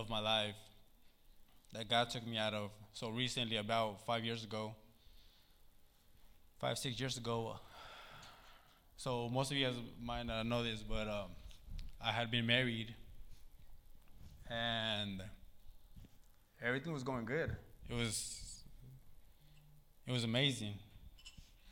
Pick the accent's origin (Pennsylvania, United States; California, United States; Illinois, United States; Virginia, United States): California, United States; Sacramento; Growing up in South Sac, Meadowview, man, it was hard